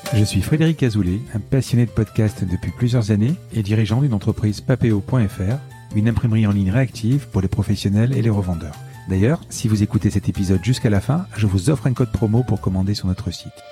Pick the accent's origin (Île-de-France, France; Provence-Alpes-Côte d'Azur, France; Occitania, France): Provence-Alpes-Côte d'Azur, France; Marseille; je suis Marseillais